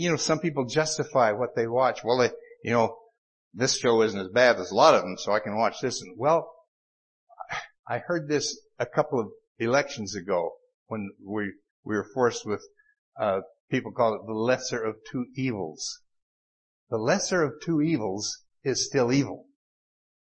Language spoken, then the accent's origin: English; Utah, United States; accent: Utah; my Utah accent